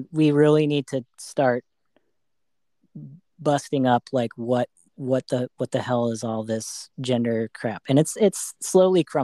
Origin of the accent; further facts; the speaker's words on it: Arizona, United States; now in Bay Area, United States; I grew up in Arizona